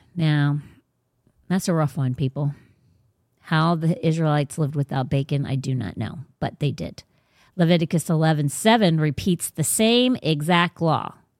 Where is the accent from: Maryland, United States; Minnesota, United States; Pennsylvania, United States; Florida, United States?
Florida, United States; Sarasota County; also born or lived in Virginia; I was actually born in Sarasota County, so, like, it's my home